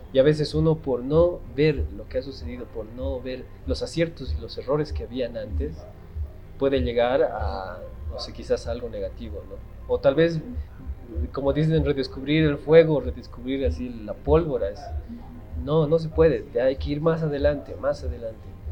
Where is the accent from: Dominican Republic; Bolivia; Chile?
Bolivia